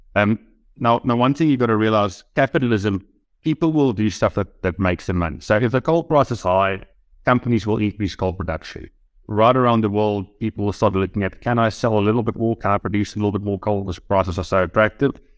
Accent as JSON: {"language": "English", "country": "South Africa", "said": "as a South African investor, given that we have coal mining businesses here"}